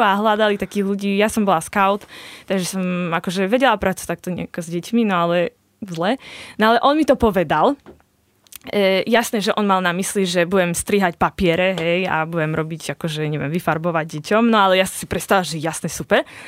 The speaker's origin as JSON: {"language": "Slovak", "town": "Košice", "region": "Košice Region", "country": "Slovakia", "said": "u nás v Košiciach"}